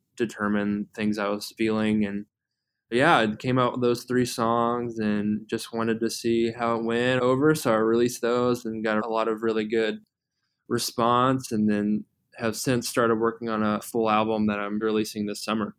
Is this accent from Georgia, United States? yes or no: yes; Atlanta, Georgia, United States; moved away as an adult; now in Louisville, United States; I'm originally from the Atlanta area.